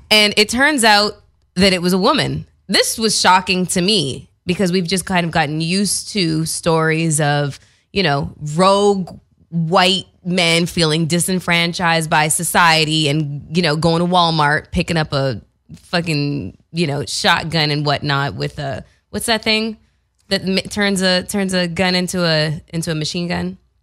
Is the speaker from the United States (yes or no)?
no; Canada; moved away; I am from Canada